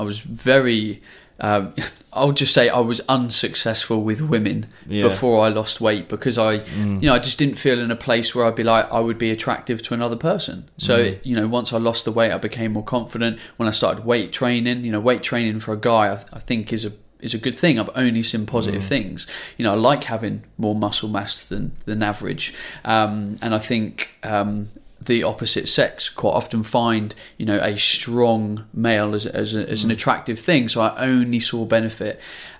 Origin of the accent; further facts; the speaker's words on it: Ipswich, East of England, United Kingdom; I'm from Ipswich, Suffolk. So it was a long way away.